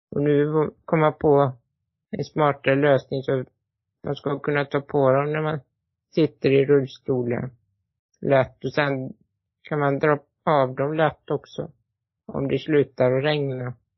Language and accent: Swedish; Borås, Västra Götaland, Sweden; född i Borås